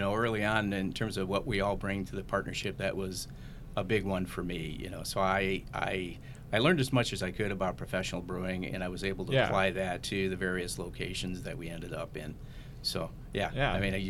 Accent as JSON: {"language": "English", "town": "Franklin Park", "region": "Illinois", "country": "United States", "tie": "born or raised there", "lives_now": "Plainfield, United States", "said": "I grew up in Franklin Park area, but visited St. Charles numerous times throughout my my younger years. Mm-hmm. My wife and I are presently, we presently reside in Plainfield."}